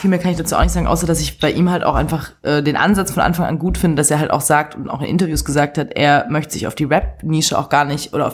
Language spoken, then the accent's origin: German; Swabia, Germany; ich bin Schwabe